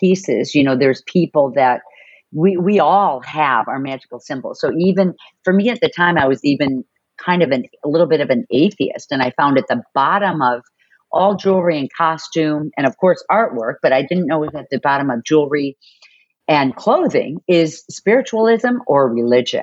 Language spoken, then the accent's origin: English; Chicago, Illinois, United States; moved away; also born or lived in San Diego; I grew up in Chicago and then I lived in San Diego for 7 years.